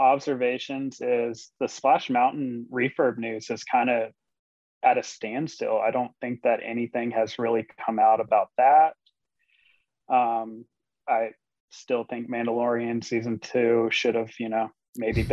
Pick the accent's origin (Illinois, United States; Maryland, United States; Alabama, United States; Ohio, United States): Alabama, United States; moved away; my home state of Alabama